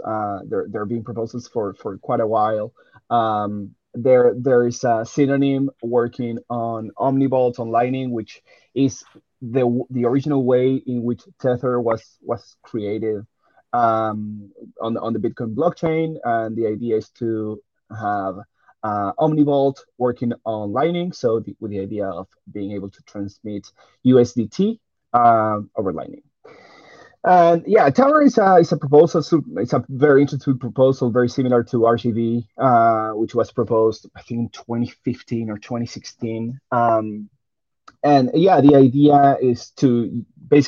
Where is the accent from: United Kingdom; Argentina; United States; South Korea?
Argentina; I'm from Argentina